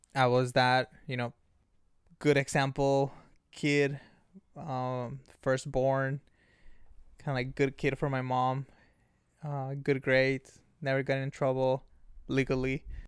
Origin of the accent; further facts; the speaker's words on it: Ensenada, Baja California, Mexico; now in San Diego, United States; born and raised in Mexico, Ensenada, Baja California, puro cachanilla